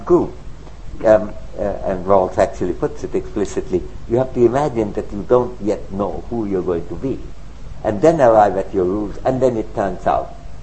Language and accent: English; India; moved away; also born or lived in United Kingdom / United States; I'm an Indian citizen, I'm a resident of UK or the USA